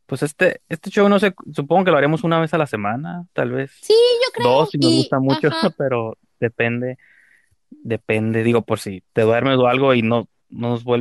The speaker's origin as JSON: {"language": "Spanish", "country": "El Salvador", "said": "yo soy de El Salvador."}